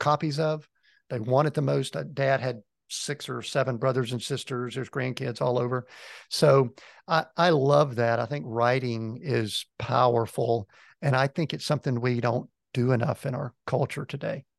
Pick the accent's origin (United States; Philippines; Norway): United States; a little town just outside of Atlanta, Georgia; I'm originally from Georgia, grew up in a little town just outside of Atlanta.